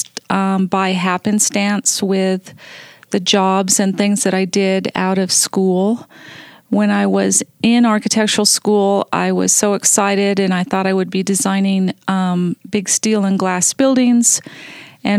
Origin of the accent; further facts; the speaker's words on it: Santa Fe, New Mexico, United States; moved away as an adult; now in Las Vegas, United States; I grew up in New Mexico